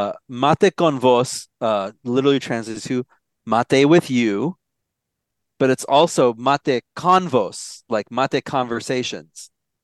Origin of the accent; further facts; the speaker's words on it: Maricopa County, Arizona, United States; moved away; I'm from Maricopa County.